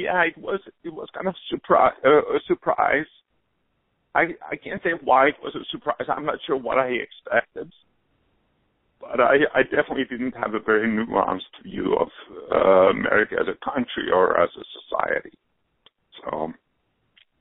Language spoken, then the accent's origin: English; Helsinki, Uusimaa, Finland; moved away as an adult; now in New York, United States; Yes, I grew up there, only came to the States in my early 20s